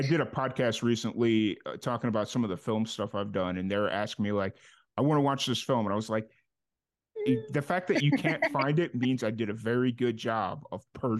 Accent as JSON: {"language": "English", "town": "Chicago", "region": "Illinois", "country": "United States", "tie": "born or raised there", "said": "when I was growing up in Chicago"}